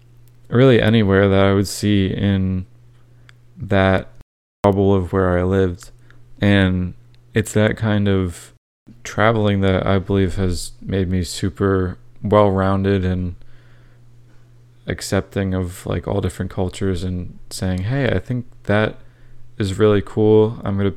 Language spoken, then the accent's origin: English; Florida, United States; I grew up in Central Florida, so there's definitely a lot of different cultures there